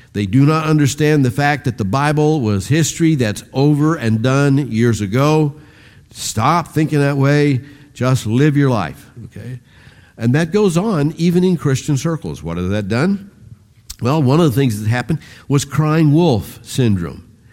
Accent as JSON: {"language": "English", "country": "United States"}